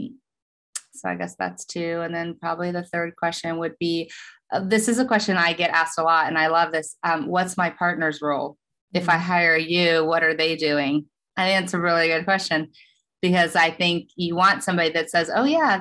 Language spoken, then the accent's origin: English; Oklahoma, United States; now in Los Angeles, United States; I'm from Oklahoma